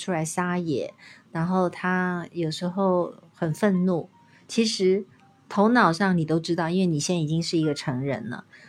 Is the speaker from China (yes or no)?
yes; China; 我们中国人的肢体是比较僵硬的。